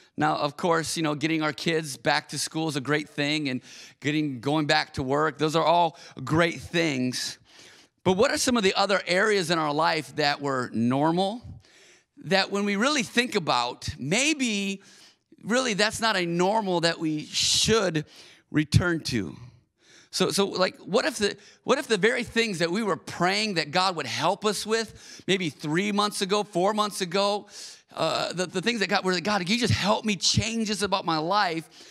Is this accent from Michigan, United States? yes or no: yes; Auburn Hills, Michigan, United States; also born or lived in Minneapolis, Minnesota; I grew up in Auburn Hills, Michigan